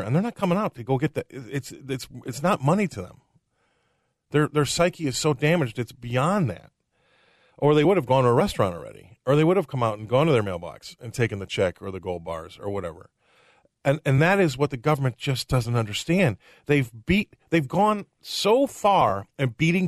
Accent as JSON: {"language": "English", "town": "Des Moines", "region": "Iowa", "country": "United States", "tie": "born or raised there", "also_born_or_lived": "England", "moved": "yes", "said": "I was born here. I'm from Des Moines, Iowa"}